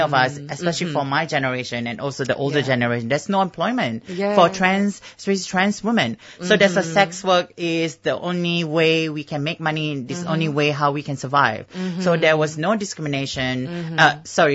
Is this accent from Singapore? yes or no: yes; Singapore; moved away; I come from Singapore